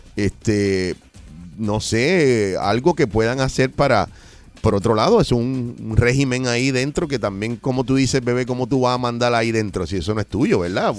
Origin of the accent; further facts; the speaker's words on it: Puerto Rico; yo soy puertorriqueño